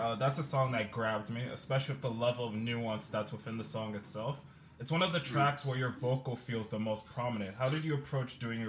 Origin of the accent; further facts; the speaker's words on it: England, United Kingdom; now in New York, United States; I'm in New York, but I'm from England originally